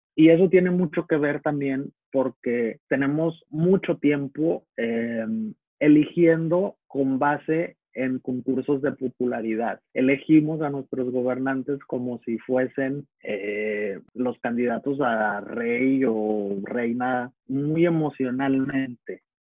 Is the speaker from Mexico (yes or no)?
yes; Navolato, Sinaloa, Mexico; en el puerto de Altata, en Navolato, de donde soy